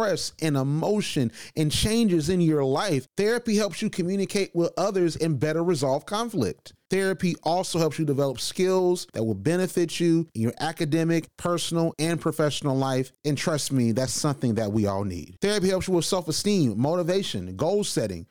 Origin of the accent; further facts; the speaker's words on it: Macon, Georgia, United States; I'm from Macon, Georgia.